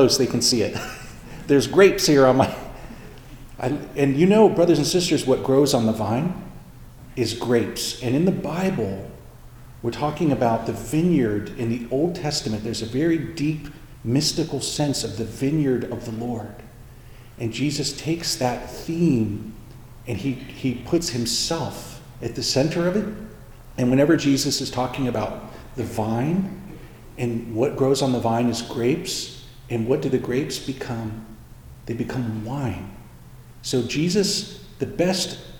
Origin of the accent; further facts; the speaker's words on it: Indiana, United States; I grew up in Indiana